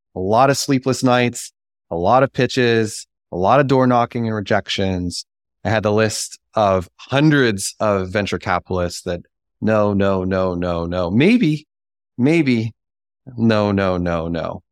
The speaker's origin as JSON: {"language": "English", "town": "Pittsburgh", "region": "Pennsylvania", "country": "United States", "said": "I am from Pittsburgh"}